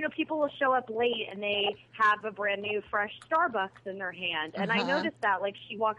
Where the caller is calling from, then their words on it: Pasadena, California, United States; I'm calling from Pasadena.